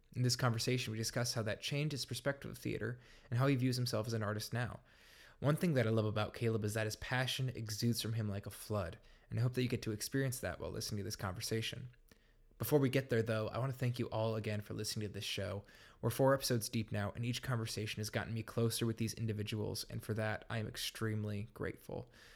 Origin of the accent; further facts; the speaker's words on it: Grand Rapids, Michigan, United States; I'm from Grand Rapids